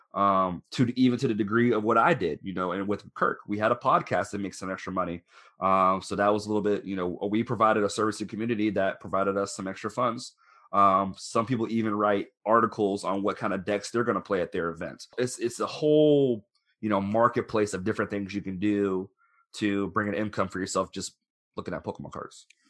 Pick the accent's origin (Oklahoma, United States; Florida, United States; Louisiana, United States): Florida, United States; moved away as an adult; also born or lived in Orlando, Florida; now in Louisville, United States; I'm originally from Florida